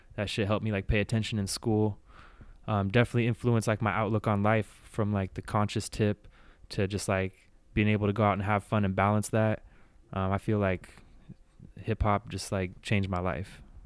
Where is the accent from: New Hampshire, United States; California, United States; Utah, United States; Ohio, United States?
California, United States; Bay Area; moved away as an adult; now in San Diego, United States; I was born and raised in the Bay Area, so grew up there, went to high school